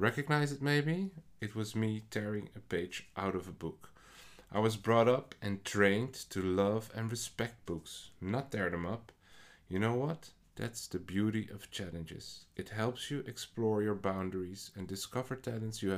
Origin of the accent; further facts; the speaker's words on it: Netherlands; English is a second language; I personally mostly write poetry in what is not my first language. I am Dutch